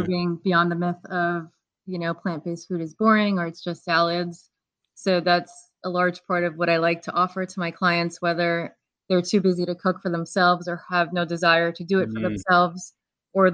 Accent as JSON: {"language": "English", "region": "New York", "country": "United States", "said": "I'm from New York."}